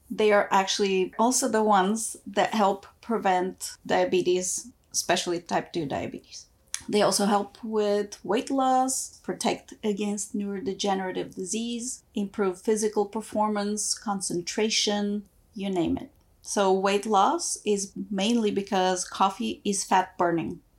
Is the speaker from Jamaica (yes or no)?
no; Bulgaria; moved away; also born or lived in former Yugoslavia; When I was growing up, I was born in Bulgaria, and my formative years were split between Bulgaria and former Yugoslavia.